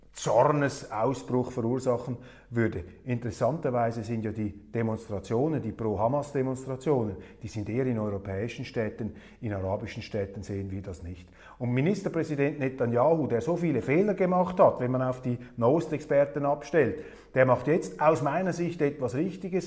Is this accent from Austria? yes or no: no; Switzerland; als Schweizer